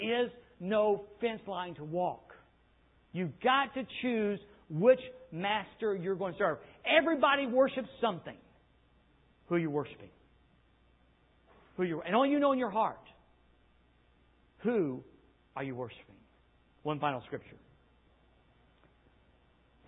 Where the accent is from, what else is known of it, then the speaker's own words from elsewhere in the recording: United States; the curse of being an American.